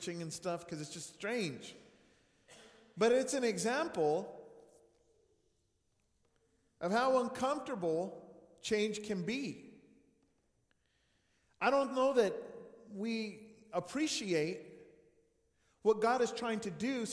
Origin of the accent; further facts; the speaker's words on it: New Mexico, United States; Growing up in New Mexico